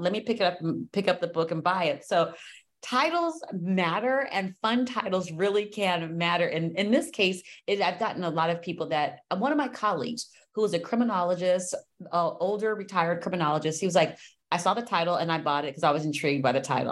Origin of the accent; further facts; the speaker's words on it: Los Angeles, California, United States; I'm from Los Angeles